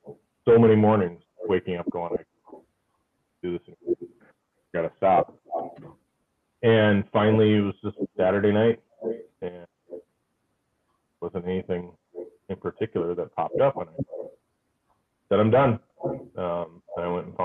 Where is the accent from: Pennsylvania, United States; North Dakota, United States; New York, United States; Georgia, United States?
North Dakota, United States; Fargo; now I'm a police officer here back home. In the city of Fargo.